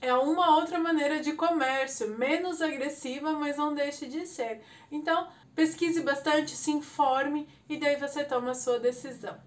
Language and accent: Portuguese; Brazil; Nós, como brasileiros